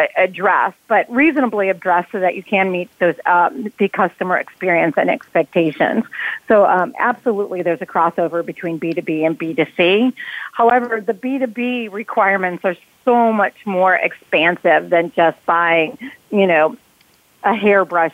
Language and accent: English; New York, United States; now in Atlanta, United States; Growing up in New York